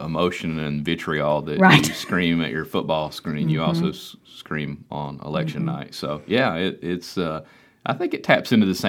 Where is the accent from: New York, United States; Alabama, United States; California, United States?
Alabama, United States; Cordova; We are from Cordova.